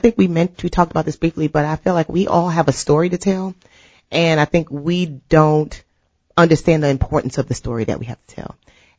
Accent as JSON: {"language": "English", "town": "New York City", "region": "New York", "country": "United States", "said": "so we're from New York, right? So of course we have this stigma when you're from New York"}